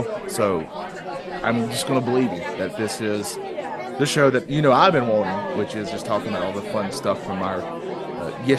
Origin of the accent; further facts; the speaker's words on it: the South, United States; I am from the South